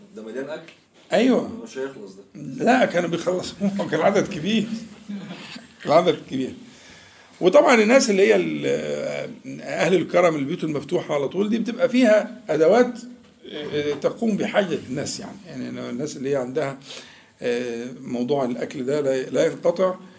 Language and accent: Arabic; Egypt; احنا كمصريين يعني عندنا عبد المنعم ده اسمه مشهور جداً